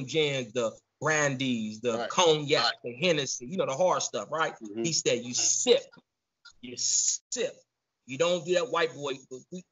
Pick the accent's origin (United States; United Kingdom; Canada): United States; Southern California; also born or lived in Chicago; I was born in Chicago, raised in Southern California